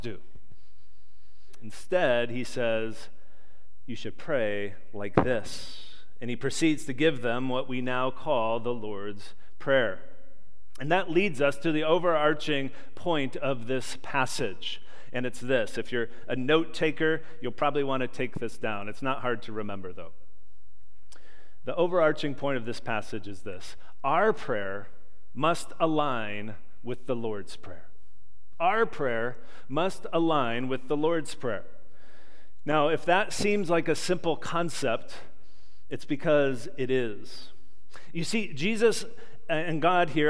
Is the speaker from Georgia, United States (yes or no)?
no; Chicago, Illinois, United States; growing up in Chicagoland